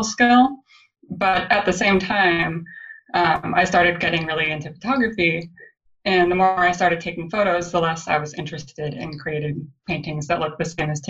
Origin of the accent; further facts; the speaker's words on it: Santa Cruz, California, United States; I grew up in Santa Cruz, California